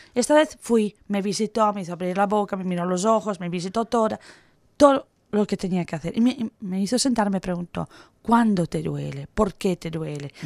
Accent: Italy; moved away; soy italiana

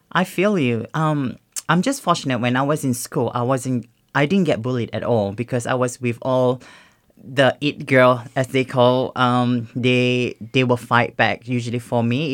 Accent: Singapore; now in Australia; growing up in Singapore

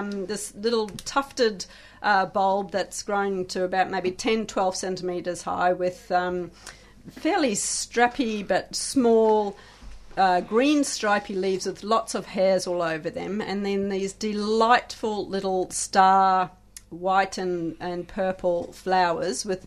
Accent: South Africa; moved away; I hail from South Africa originally

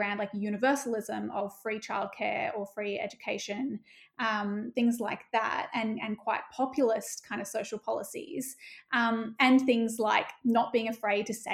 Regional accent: Northern Rivers, New South Wales, Australia; I'm from the Northern Rivers

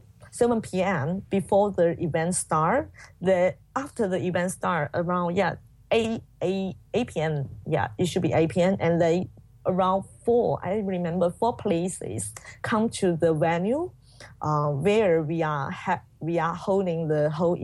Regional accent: Guangxi, China; English is a second language; moved away; I was sent back to my hometown in Guangxi

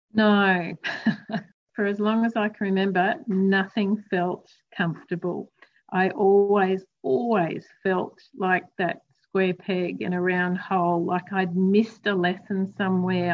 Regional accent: Queensland, Australia; I grew up in Queensland, so there was lots of outdoor time

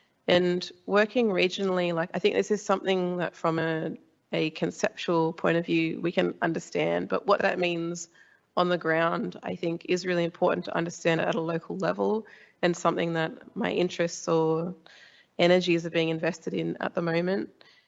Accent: Illawarra, New South Wales, Australia; back on my home country on the south coast in the Illawarra of New South Wales. We've got a, you know, reasonable size Aboriginal community.

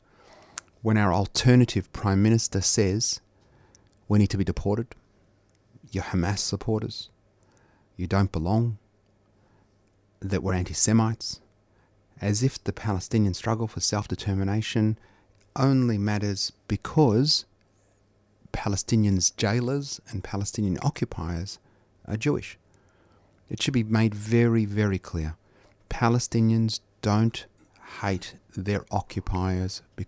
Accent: Australia; I'm Australian too

